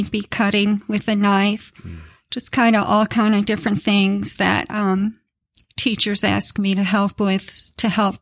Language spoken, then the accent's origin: English; Cleveland, Ohio, United States; I'm from Cleveland, Ohio, originally